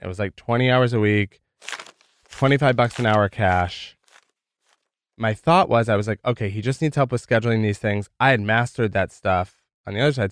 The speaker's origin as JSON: {"language": "English", "region": "rural Michigan", "country": "United States", "tie": "born or raised there", "moved": "yes", "said": "Grew up in rural Michigan"}